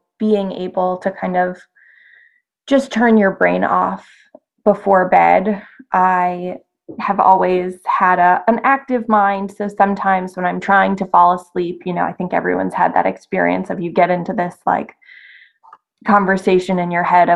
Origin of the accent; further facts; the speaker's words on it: Massachusetts, United States; moved away as an adult; also born or lived in New York City; I'm home where I was born and raised in Massachusetts